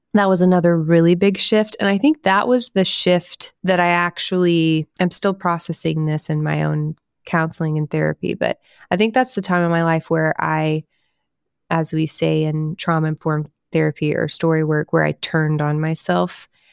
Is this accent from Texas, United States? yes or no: yes; Houston, Texas, United States; I grew up in Houston, Texas area.